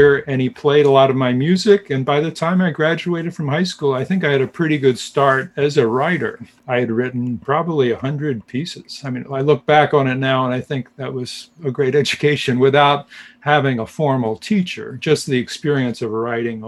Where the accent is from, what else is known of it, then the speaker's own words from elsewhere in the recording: Jenkintown, Pennsylvania, United States; I grew up outside Philadelphia, a very small town called Jenkintown.